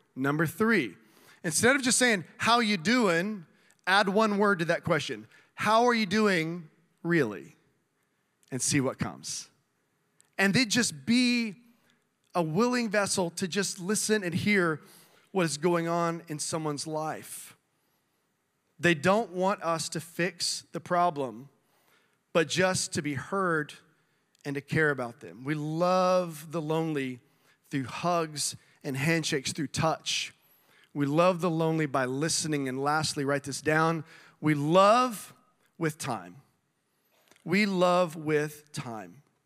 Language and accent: English; South Texas, United States; moved away; I grew up in South Texas